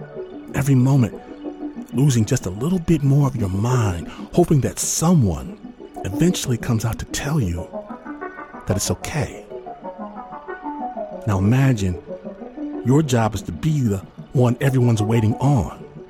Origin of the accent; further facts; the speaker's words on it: Michigan, United States; I'm from Michigan.